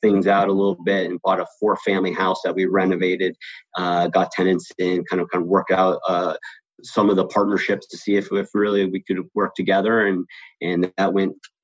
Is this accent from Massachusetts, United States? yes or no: yes; West Springfield, Massachusetts, United States; now in Los Angeles, United States; I'm originally from West Springfield, Massachusetts, so the western part of the state, and I had moved out to California